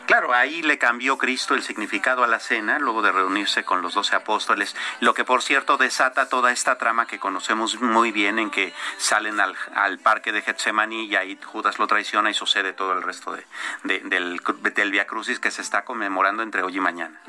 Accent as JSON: {"language": "Spanish", "country": "Mexico", "said": "como mexicanos"}